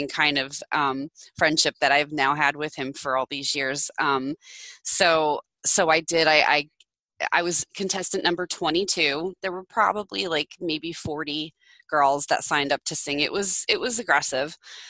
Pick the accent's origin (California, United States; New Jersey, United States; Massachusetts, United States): New Jersey, United States; I'm from New Jersey